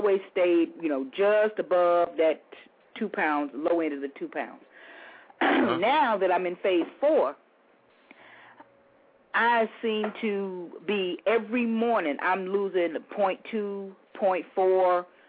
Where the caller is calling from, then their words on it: Houston, Texas, United States; I'm calling from Houston.